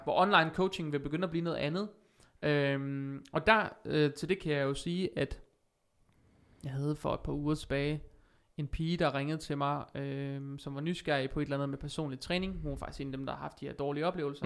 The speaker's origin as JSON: {"language": "Danish", "town": "Vejle", "region": "Southern Denmark", "country": "Denmark", "tie": "born or raised there", "also_born_or_lived": "Sønderborg / Aarhus", "said": "jeg er vokset op i Vejle faktisk. Øh, nu bor jeg tilbage i Vejle"}